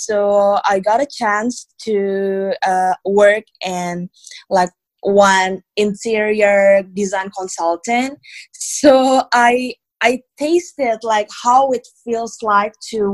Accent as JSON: {"language": "English", "region": "Jakarta", "country": "Indonesia", "tie": "born or raised there", "moved": "as an adult", "lives_now": "Bali, Indonesia", "said": "I was born and raised in Jakarta. And like, I moved to Bali 2 years ago"}